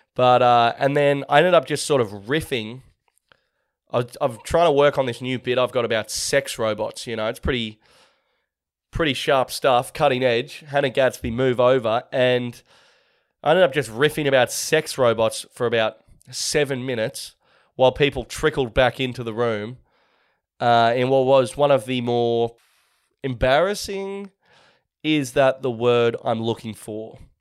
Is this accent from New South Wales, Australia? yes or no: yes; Sydney, New South Wales, Australia; my hometown of Manly on the northern beaches of Sydney